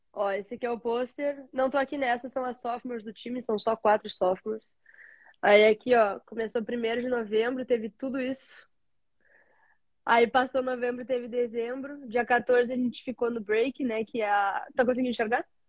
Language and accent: Portuguese; Rio Grande do Sul, Brazil; moved away as an adult; now in United States; eu sou do Rio Grande do Sul eu saí do interior do Rio Grande do Sul para jogar no outro interior do Rio Grande do Sul